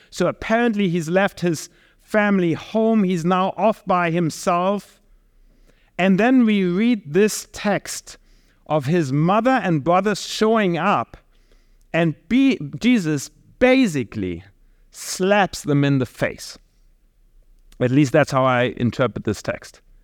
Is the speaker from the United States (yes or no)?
no; Germany; I'm from Germany, and I can definitely say out of my culture, my context, family is not the core building block anymore within our society.